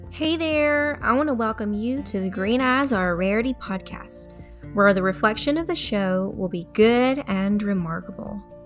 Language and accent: English; the South, United States; accent: Southern; my Southern accent.